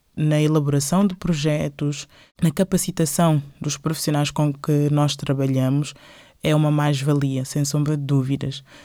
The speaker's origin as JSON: {"language": "Portuguese", "country": "Guinea-Bissau", "also_born_or_lived": "Portugal / Coimbra", "moved": "yes", "said": "sou da Guiné-Bissau, uh, vivi em Portugal durante 15 anos"}